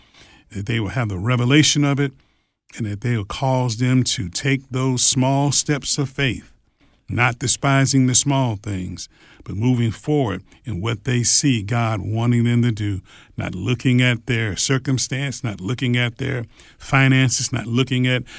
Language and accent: English; Detroit, Michigan, United States; I grew up in Detroit. Yeah, Detroit, Michigan. In Detroit, Michigan, correct. Mm-hmm. And so we've only been in the South for 20-some years now.